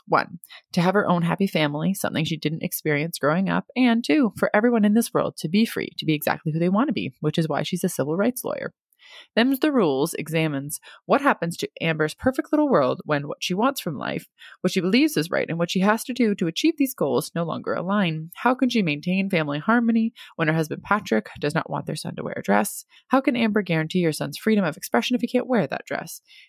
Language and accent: English; Germany; also born or lived in United States; I grew up in Germany and the USA, am fully bilingual, but prefer to write in English, the language that I live in most days.